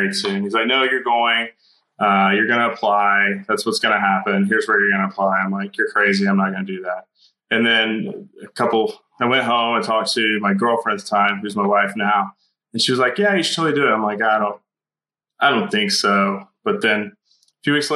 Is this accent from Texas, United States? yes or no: yes; Dallas, Texas, United States; I grew up in the Dallas area on the east side and then in a small town in the country